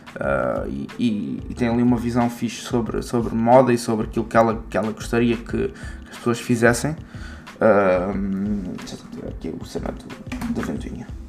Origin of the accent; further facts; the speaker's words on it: Margem Sul, Portugal; de onde eu sou, da margem sul